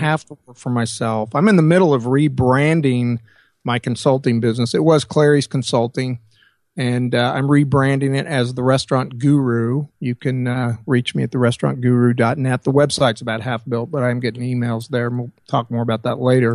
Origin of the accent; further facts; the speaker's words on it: Springfield, Missouri, United States; moved away as an adult; Springfield, which was my hometown